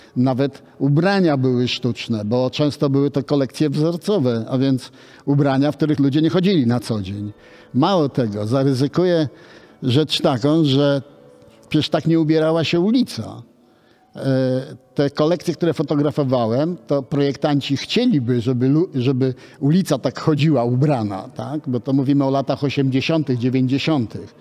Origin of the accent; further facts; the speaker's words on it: Łódź, Łódź Voivodeship, Poland; ja urodziłem się w Łodzi. Moja rodzina przyjechała po wojnie z Warszawy, a ja urodziłem się w Łodzi